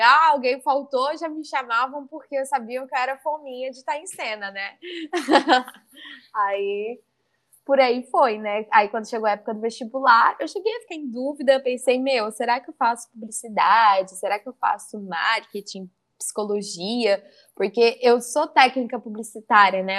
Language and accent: Portuguese; South Fluminense, interior of Rio de Janeiro, Brazil; accent: mineiro-influenced, not carioca; now in Brusque, Brazil; aonde eu uhum. morava era sul fluminense, que se falava, né? Porque era o interior do Rio, perto uhum. de Minas ali. Então a gente também tinha muita influência do sotaque mineiro